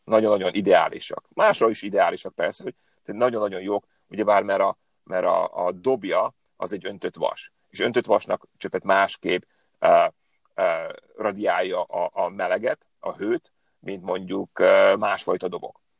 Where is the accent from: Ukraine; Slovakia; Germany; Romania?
Slovakia; Upper Hungary, Hungarian from Slovakia, Felvidék; moved away as an adult; also born or lived in Hetény / Budapest; now in California, United States; én egy felvidéki magyar vagyok, aki most már tíz éve Kaliforniában él.